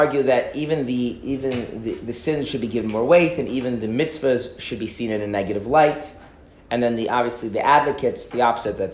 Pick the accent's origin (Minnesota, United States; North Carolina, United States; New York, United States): Minnesota, United States; I grew up in Minnesota.